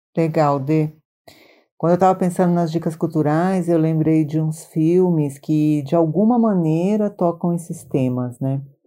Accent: Maranhão, Brazil; now in São Paulo, Brazil; eu sou do Maranhão, mas eu já moro em São Paulo há muitos anos

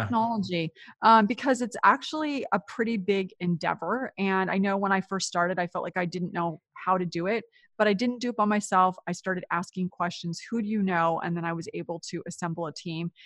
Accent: Silicon Valley, California, United States; moved away as an adult; also born or lived in New York; I grew up in California in what is now considered Silicon Valley

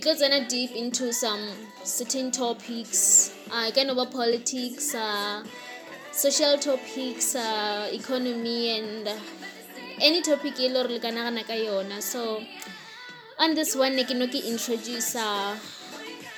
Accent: Limpopo, South Africa; Ke ngwanyana wa Mopedi. Yes, ke Mopedi ke tswa ka Kwa Limpopo. Ramatala, yes, that's my hometown

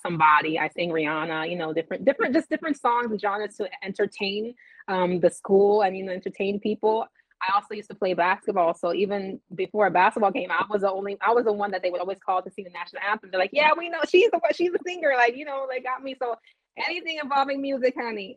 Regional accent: Los Angeles, California, United States; I grew up in Los Angeles

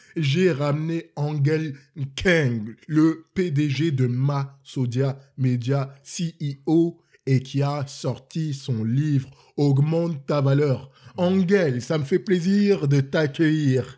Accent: Cameroon; born or raised there; now in Montreal, Canada

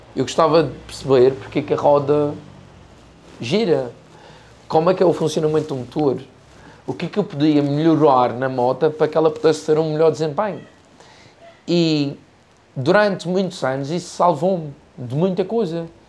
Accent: Madeira, Portugal; also born or lived in United States

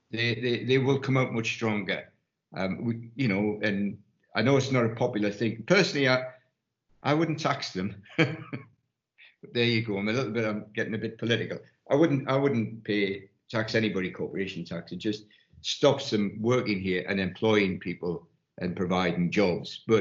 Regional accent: Ireland; I was going to say I'm an Irishman, but I've got to, I am.

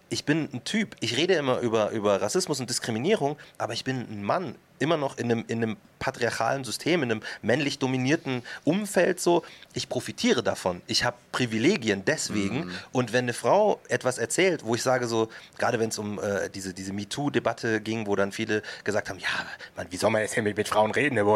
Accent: Markt Schwaben, Bavaria, Germany; also born or lived in Munich; Und ich sage mhm. halt aus Markt Schwaben, weil das die richtige Antwort ist. Und wenn die sagen, na, na, ich meine so richtig, dann sage ich, ja, okay, geboren bin ich in München.

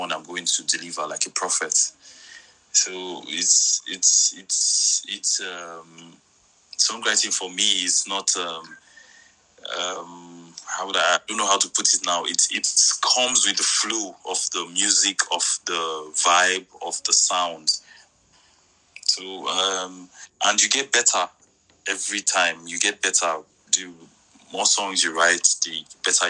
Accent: Warri, Delta, Nigeria; also born or lived in Lagos, Nigeria; I grew up in Warri. Like I said, I attended Mother Fredima Catholic Secondary School. I did my primary secondary school in Warri.

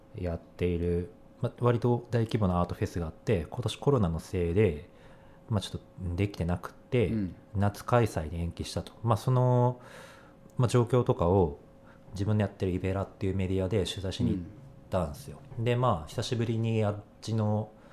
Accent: Sendai, Miyagi, Japan; moved away; 俺 は仙台の仙台駅とかがかなり最寄りの辺だったから、うん、高校であの辺にいた時に

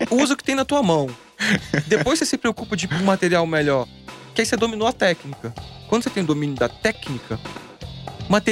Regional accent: Guarapari, Espírito Santo, Brazil; moved away; eu sou de Guarapari. Uhum. Eu era pequeno em Guarapari.

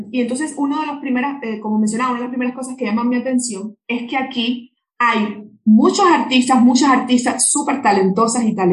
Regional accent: Cuba; en mi país de donde yo vengo, que es Cuba, em, se le dedica mucho espacio desde el punto de vista estatal

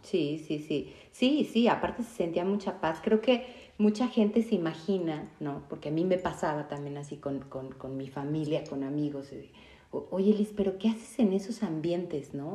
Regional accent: Mexico City, Mexico; yo también soy de Ciudad de México

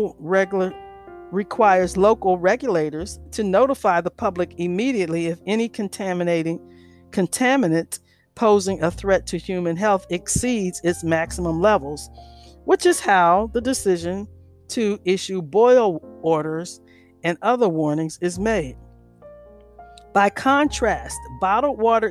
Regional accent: Washington, District of Columbia, United States; I grew up in Washington, D.C.

